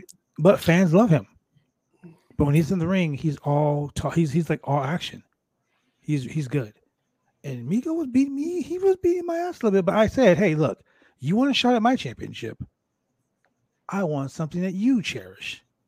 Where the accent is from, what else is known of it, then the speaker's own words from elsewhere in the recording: Compton, California, United States; You know, I'm from Compton, California.